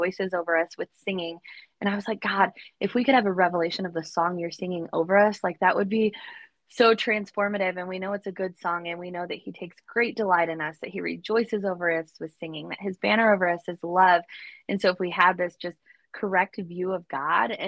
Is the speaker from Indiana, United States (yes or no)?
no; Southwest Michigan, United States; I'm the girl from Southwest Michigan who had dreams to move away. And guess what? I'm still in Michigan